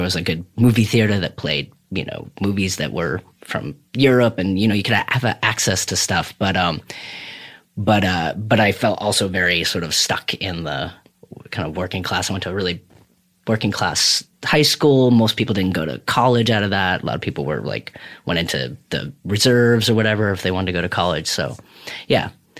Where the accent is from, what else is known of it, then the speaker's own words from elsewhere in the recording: Burlington, Vermont, United States; I had like those teenager parents that were chaotic or whatever and lived all around Vermont. So we moved around Vermont.